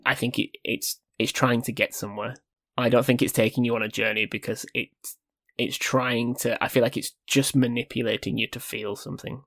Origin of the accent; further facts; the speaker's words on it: United Kingdom; we're British here. Born and bred